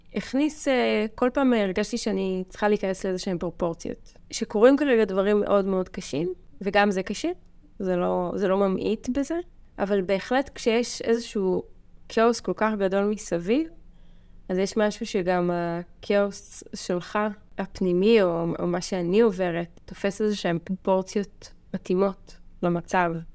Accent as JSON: {"language": "Hebrew", "town": "Mevaseret Zion", "region": "Jerusalem District", "country": "Israel", "moved": "yes", "lives_now": "Kibbutz Dan, Israel", "said": "במקור אני ממבשרת ציון"}